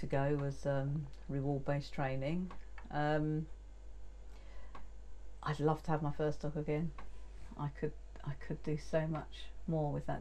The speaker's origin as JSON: {"language": "English", "region": "London", "country": "United Kingdom", "moved": "as an adult", "lives_now": "Cumbria, United Kingdom", "said": "I'm not actually from the Lake District, you probably gather from my accent. I'm from North London originally."}